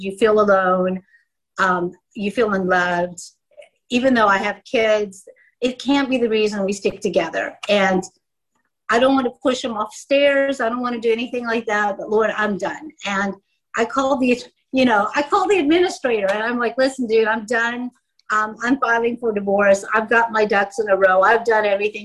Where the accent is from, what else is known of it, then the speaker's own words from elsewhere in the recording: United States; moved away as an adult; now in South Africa; I grew up in the States, as you can tell by my accent